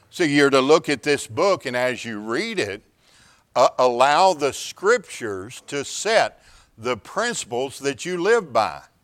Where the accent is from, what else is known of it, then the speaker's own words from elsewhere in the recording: Houston, Texas, United States; I'm from the Houston area